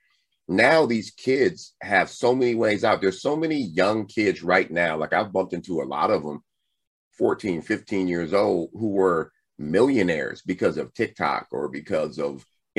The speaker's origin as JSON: {"language": "English", "town": "Compton", "region": "California", "country": "United States", "tie": "born or raised there", "said": "growing up in Compton"}